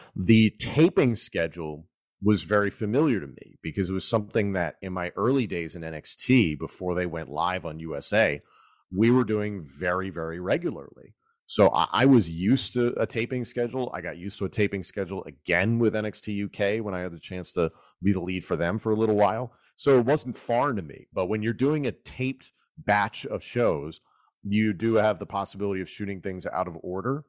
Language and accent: English; Philadelphia suburbs, Pennsylvania, United States; I grew up in the Philadelphia suburbs.